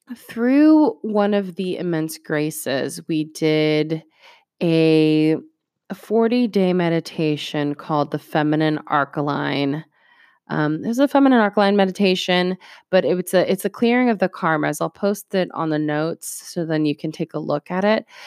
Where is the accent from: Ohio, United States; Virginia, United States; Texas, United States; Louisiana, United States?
Ohio, United States; North Canton; English is a second language; also born or lived in Puerto Rico / Greentown, Ohio; we eventually moved to North Canton, Ohio